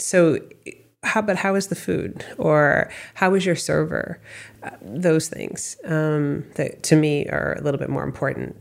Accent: Westford, Massachusetts, United States; also born or lived in Boston, Massachusetts / California / Colorado; I grew up in Massachusetts. I was raised in a town called Westford

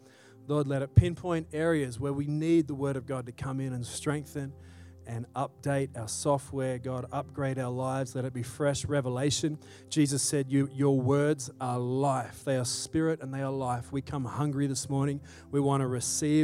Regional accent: Australia; now in Salt Lake City, United States; I grew up in Australia

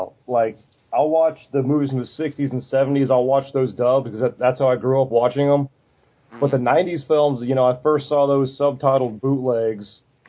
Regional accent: Atlanta, Georgia, United States; growing up in Atlanta, we had Super Scary Saturday with Grandpa Monster.

